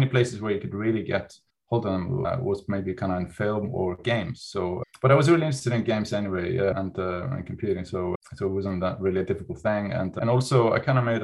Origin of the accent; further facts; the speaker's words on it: Iceland; moved away as an adult; now in United Kingdom; so I'm from Iceland and I came to the UK in 1990 to study architecture.